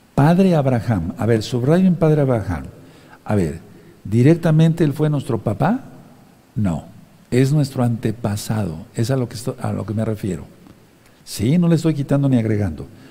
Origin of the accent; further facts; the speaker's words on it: Mexico; como decimos aquí en México